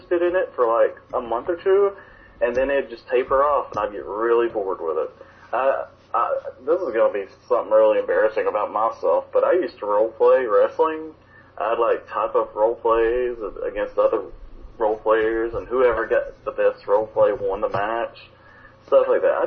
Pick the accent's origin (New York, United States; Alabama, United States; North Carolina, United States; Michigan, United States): Alabama, United States; two guys from Alabama